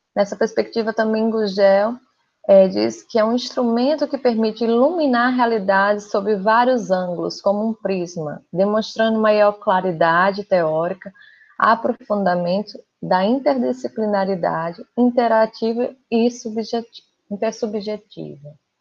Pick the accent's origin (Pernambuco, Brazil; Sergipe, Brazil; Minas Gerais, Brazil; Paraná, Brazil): Pernambuco, Brazil; moved away as an adult; also born or lived in Rio Grande do Norte; now in Rio de Janeiro, Brazil; eu não sou daqui do Rio, eu sou pernambucana